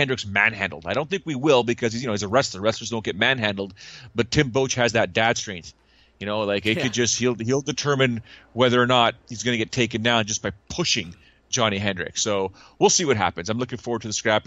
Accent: Canada; I was from Canada

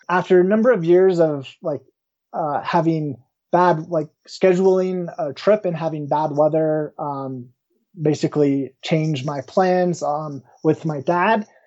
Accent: Woodland Park, Colorado, United States; I grew up in the small town of Woodland Park, not too far from where I currently uh, live

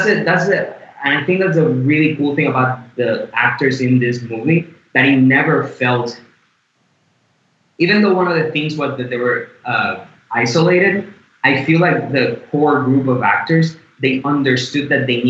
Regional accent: Puerto Rico; moved away; I am also white, but I am Latino. I'm from Puerto Rico

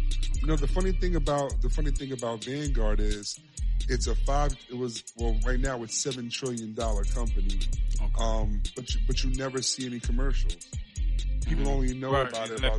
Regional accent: New York City, New York, United States; I was born and raised in the Bronx, New York. You know, a little place called Co-op City, Section 5.

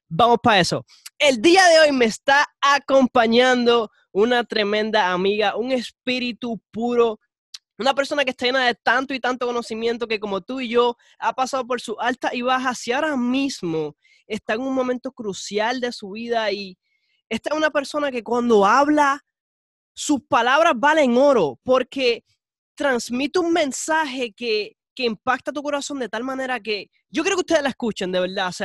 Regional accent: San Juan, Puerto Rico; soy de acá, de, de San Juan, Puerto Rico.

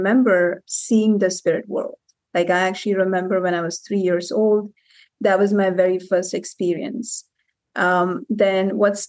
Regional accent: Cape Town, Western Cape, South Africa; also born or lived in India; I was born in India and I spent about 6-7 years in India. Then we moved to Cape Town, South Africa

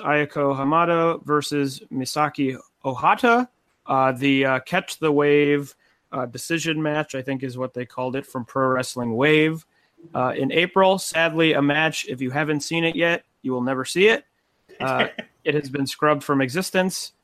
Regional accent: Cleveland, Ohio, United States; I'm from Cleveland, so I grew up watching Gargano

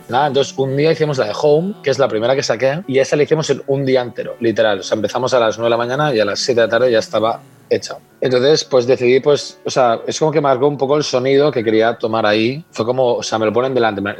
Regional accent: Spain; moved away as an adult; also born or lived in Madrid; now in London, United Kingdom; en España tenemos una calidad de vida

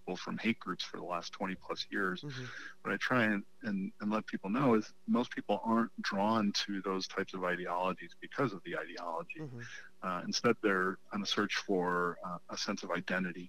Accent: Chicago, Illinois, United States; I grew up in Chicago

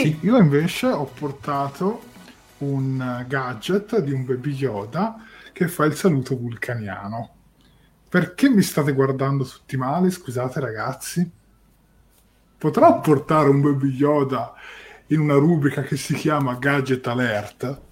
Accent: Tuscany, Italy; io da toscano trasmetto 7 gold

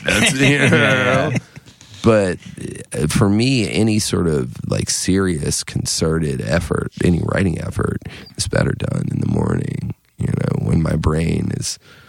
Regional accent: North Carolina, United States; I grew up in the Cape Fear area of North Carolina, down near Wilmington part of the time.

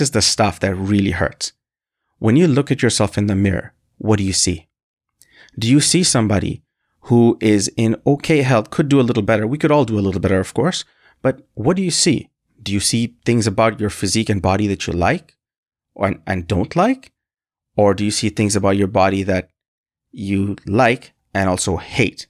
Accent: Canada; also born or lived in Bangladesh; I'm from a country called Bangladesh, and I moved to Canada when I was very young, and I essentially co-, consider myself Canadian 'cause this is, this is where I grew up for the majority of my life

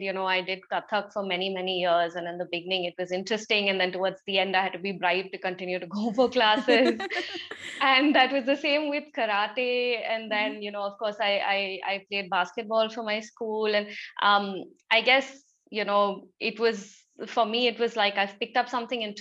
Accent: Kolkata, West Bengal, India; I grew up in Calcutta, which is so culturally rich

